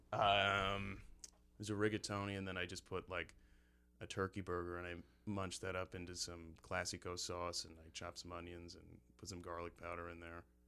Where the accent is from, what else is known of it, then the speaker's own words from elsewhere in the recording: Cortland, New York, United States; now in Chicago, United States; I, I grew up there for, I think, like, twelve, thirteen years, fifteen years